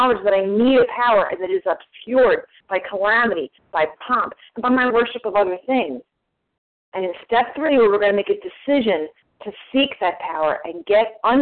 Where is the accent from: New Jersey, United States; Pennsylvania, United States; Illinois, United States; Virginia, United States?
New Jersey, United States; I'm from New Jersey